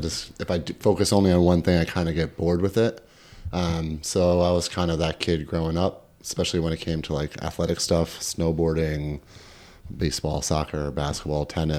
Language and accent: English; Kingston, New York, United States; also born or lived in Woodstock, New York; I grew up in Kingston, New York, upstate in the Catskills, original capital of New York. I lived in just outside Woodstock till I was 4. And then my parents built a house and we moved to Kingston.